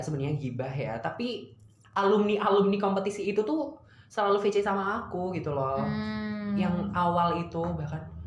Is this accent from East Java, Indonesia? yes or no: yes; East Java, Indonesia; aku dari Jawa Timur